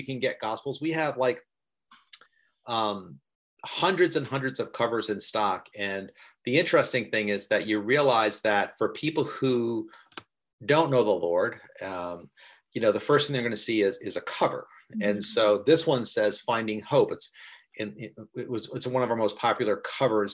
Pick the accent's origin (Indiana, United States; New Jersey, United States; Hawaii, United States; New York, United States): New York, United States; I'm from New York